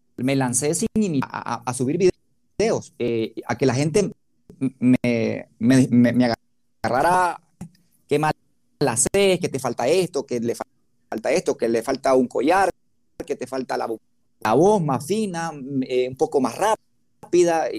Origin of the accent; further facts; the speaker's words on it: Nicaragua; de barrio pobre, de montaña, de Huilí, soy nacido en el Bozaguá